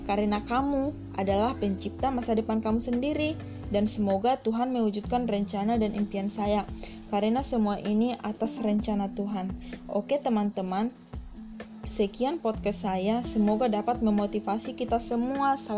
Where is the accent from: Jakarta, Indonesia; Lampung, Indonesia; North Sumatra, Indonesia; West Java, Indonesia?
North Sumatra, Indonesia; Lumban Gaul; Saya berasal dari Sumatera Utara, Kabupaten Toba, Kecamatan Habinsaram. Saya lahir di Lumban Gaul 4 April 2003.